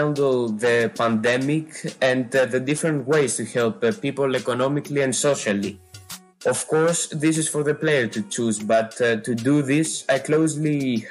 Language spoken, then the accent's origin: English; Greece; I come from Greece. I live in Athens